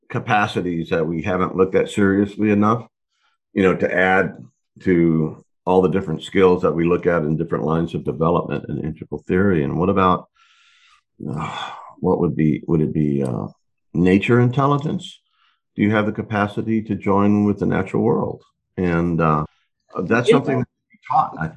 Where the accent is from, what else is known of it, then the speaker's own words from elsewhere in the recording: Texas, United States; born and raised in Texas